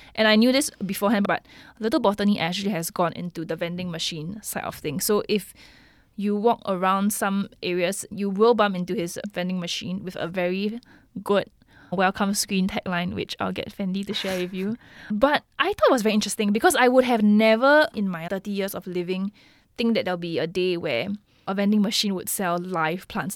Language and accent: English; Singapore; being a Singaporean